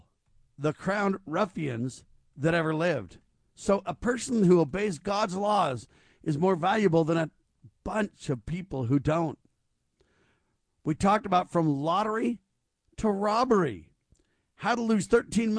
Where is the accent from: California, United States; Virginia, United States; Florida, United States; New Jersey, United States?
California, United States; Camarillo; I grew up in Camarillo, California